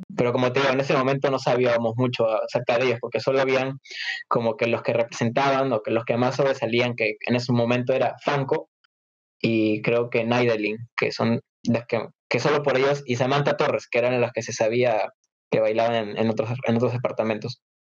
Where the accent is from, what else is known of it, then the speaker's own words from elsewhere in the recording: Peru; en mi país